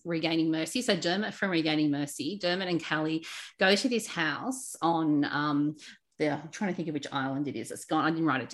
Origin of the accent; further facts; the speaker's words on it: Sydney, New South Wales, Australia; growing up on the Northern Beaches